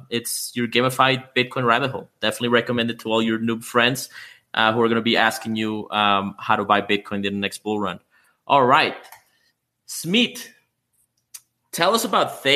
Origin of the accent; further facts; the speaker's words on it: Canada; I'm Canadian myself.